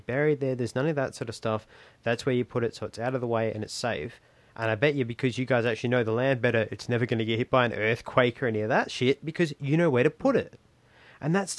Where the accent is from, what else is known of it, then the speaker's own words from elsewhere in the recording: Australia; I'm a Kiwi Australian, but I identify as an Australian because it's where I was born